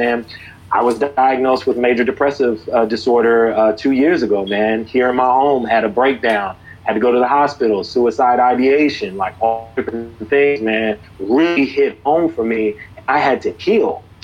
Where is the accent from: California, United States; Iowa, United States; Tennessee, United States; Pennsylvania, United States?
California, United States; Sacramento; moved away as an adult; now in New Jersey, United States; I'm originally from Sacramento, California, man. The 916 West Coast. Very, very proud to be a Californian.